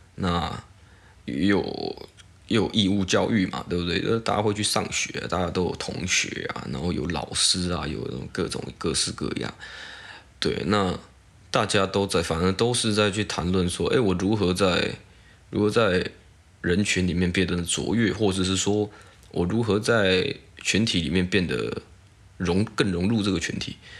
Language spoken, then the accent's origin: Chinese; Taiwan; 我台湾人